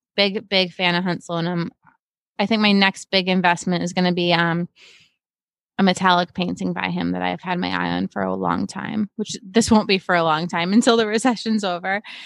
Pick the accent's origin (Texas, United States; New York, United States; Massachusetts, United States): Massachusetts, United States; Cape Cod; moved away as an adult; also born or lived in Boston / Brooklyn; I grew up on Cape Cod, very sheltered place to begin